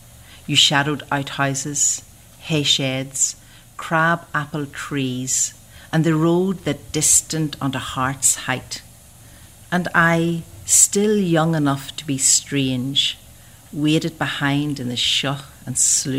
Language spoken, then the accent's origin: English; Fermanagh, Northern Ireland, United Kingdom; I'm from Fermanagh, and growing up in rural Fermanagh in this townland called Coe